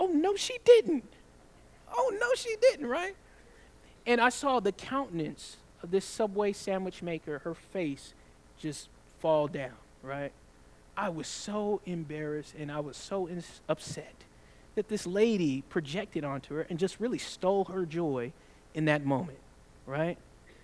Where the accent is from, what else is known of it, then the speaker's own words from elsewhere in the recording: the South, United States; I'm from the South